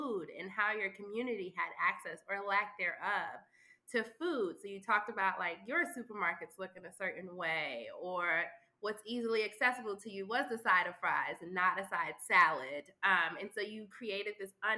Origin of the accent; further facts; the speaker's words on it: New York City, New York, United States; I'm from Harlem, thick in the hood of Harlem, but I didn't have a hood experience growing up